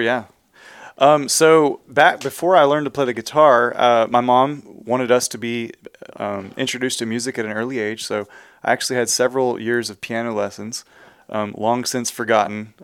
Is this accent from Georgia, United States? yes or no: no; Houston, Texas, United States; I was born and raised in the Houston area